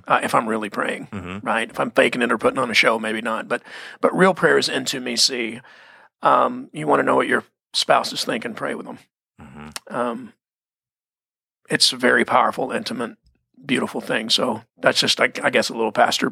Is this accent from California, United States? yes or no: no; Texas, United States; I'm from Texas. We prayed before the football games